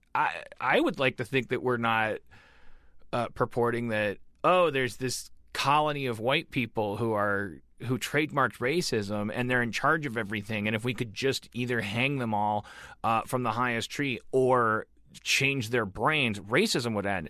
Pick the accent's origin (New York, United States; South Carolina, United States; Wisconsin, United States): Wisconsin, United States; Milwaukee; I'm from Milwaukee, one of the most segregated white black cities in the United States